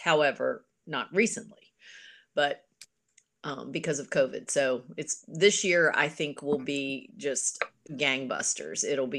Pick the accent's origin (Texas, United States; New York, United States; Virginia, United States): Virginia, United States; Berryville; also born or lived in Winchester, Virginia; I'm from Berryville.